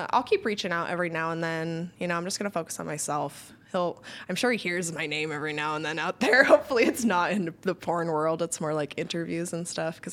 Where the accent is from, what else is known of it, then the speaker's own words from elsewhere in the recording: Cottonwood, Arizona, United States; uh, Cottonwood, Arizona. It's like near Sedona, Arizona.